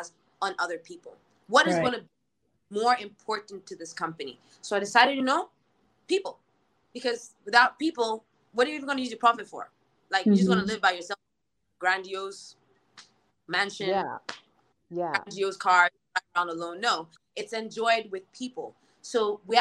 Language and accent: English; Ghana; when we come from Ghana